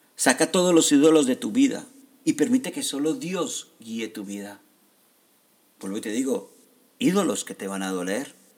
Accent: Colombia; gente como yo, que somos de Colombia

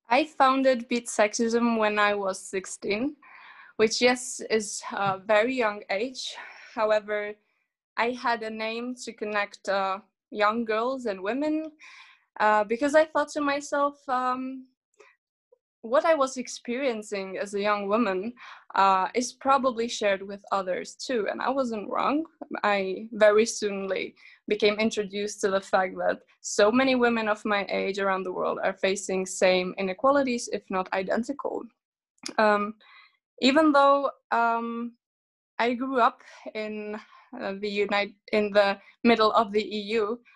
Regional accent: Kosovo; because I was born in a country that is not of my origin because originally I'm an Albanian from Kosovo

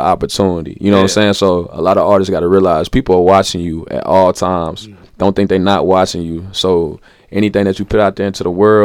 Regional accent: Nashville, Tennessee, United States; I'm from Nashville

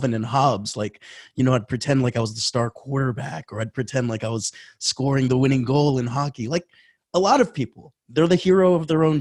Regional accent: Florida, United States; I grew up in Florida

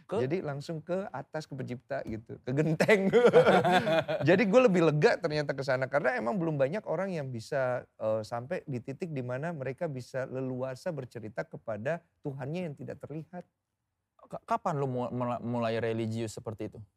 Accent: Java, Indonesia; Saya kan Jawa, oh iya

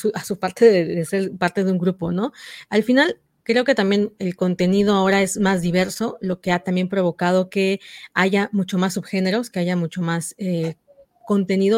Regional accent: Oaxaca, Mexico; mis paisanas eh, de Oaxaca, somos de Oaxaca

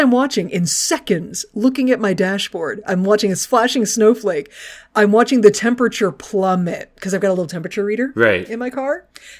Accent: Texas, United States; I'm just from Texas, so it seems really weird.

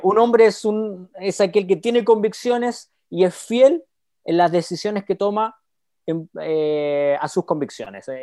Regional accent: Chile; Soy chileno

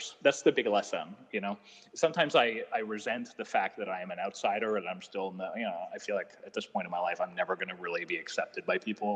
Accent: Canada; I'm Canadian

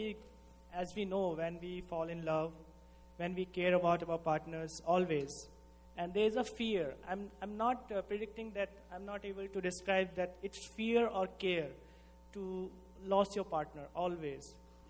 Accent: India; moved away; I'm from India.

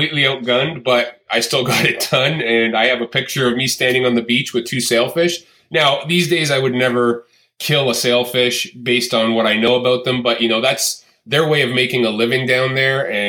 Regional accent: just north of Toronto, Ontario, Canada; born and raised in Canada, despite most people's thoughts that I am from the U.S., I still live here, and grew up in just north of Toronto, Ontario, Canada

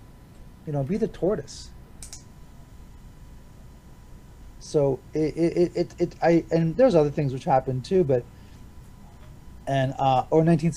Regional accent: north of Toronto, Ontario, Canada; also born or lived in Hobart, Tasmania, Australia; we had moved to Canada in 1970, and I was born in Australia, Hobart, Tasmania. And in 1972, we moved into our first house, a semi-detached house, just north of Toronto, here in the province of Ontario

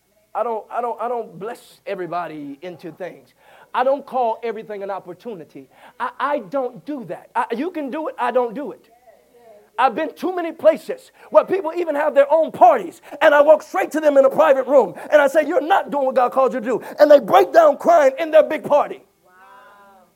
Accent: Louisiana, United States; I'm from Louisiana

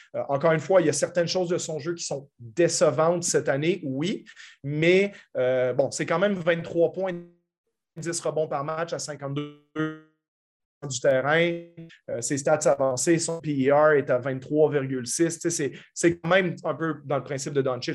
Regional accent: Canada; en tant que Canadien moi-même

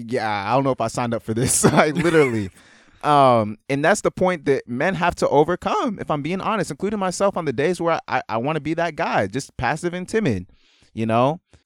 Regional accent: Nigeria; and maybe also the fact that I'm Nigerian

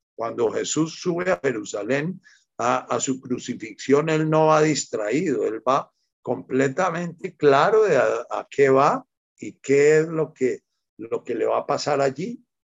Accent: Buga, Valle del Cauca, Colombia; desde que era chiquitico me crié en Buga

